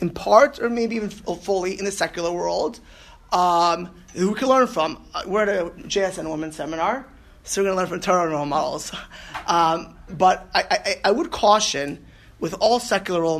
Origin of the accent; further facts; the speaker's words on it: Miami Beach, Florida, United States; also born or lived in New York; I grew up in Miami Beach. I was born in New York. I was moving when I was two